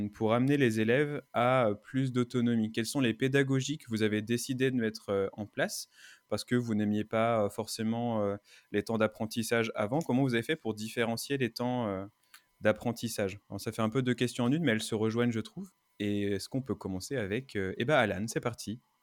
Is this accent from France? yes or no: yes; Brittany, France; now in Paris, France; venant de Bretagne